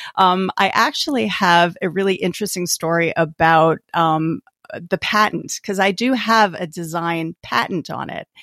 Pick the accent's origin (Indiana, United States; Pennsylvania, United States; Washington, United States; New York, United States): New York, United States; Albany; moved away as an adult; now in New Jersey, United States; I grew up in Albany, New York